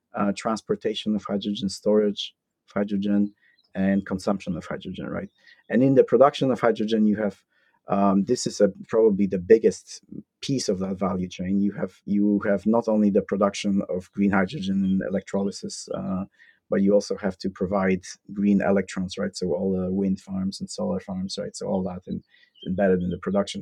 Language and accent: English; Poland; moved away as an adult; also born or lived in Iowa, United States; born and raised in Poland